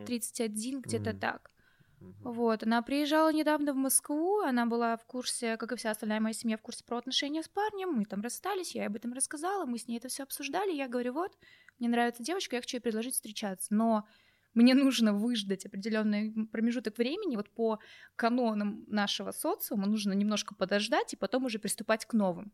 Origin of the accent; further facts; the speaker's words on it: Crimea, Ukraine; я вообще из Крыма. Угу. Я родилась при Украине